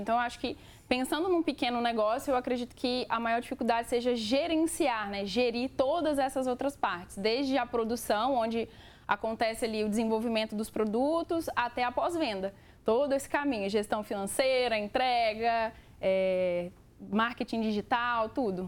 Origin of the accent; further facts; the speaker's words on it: Minas Gerais, Brazil; a minha família é mineira, né? Nós somos mineiros